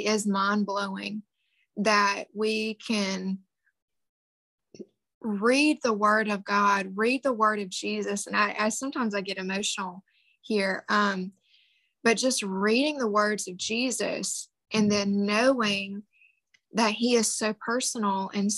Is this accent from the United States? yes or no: yes; the Bible Belt, United States; I grew up in the Bible Belt